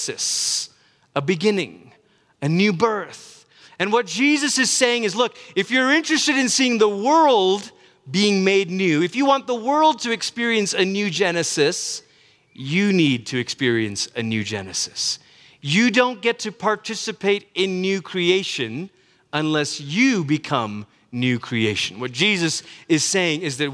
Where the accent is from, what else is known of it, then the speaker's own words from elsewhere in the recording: United States; you and I, as American Christians